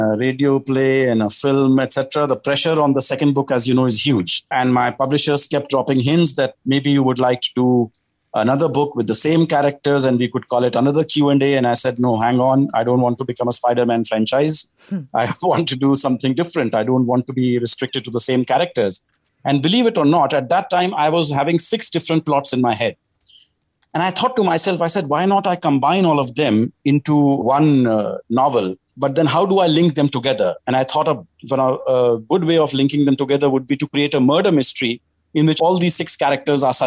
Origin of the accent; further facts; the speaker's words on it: India; I was writing as an Indian for Indians